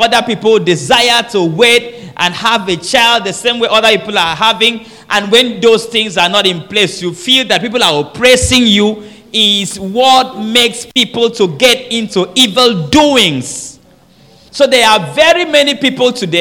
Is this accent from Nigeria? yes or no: yes; Nigeria; I'm from Nigeria.